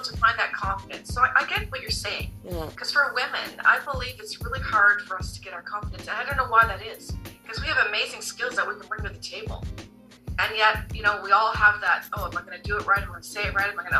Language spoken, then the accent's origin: English; Canada; I was born in Canada, but my parents were from the Netherlands